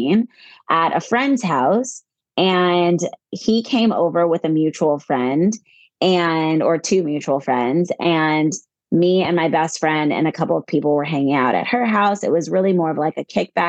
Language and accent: English; Virginia, United States; also born or lived in California / North Carolina; now in New Jersey, United States; We're both actually originally from the East Coast. I'm from Virginia